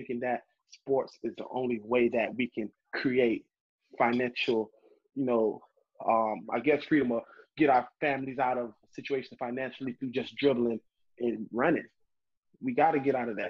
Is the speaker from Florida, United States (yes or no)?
yes; Miami, Florida, United States; I grew up in Miami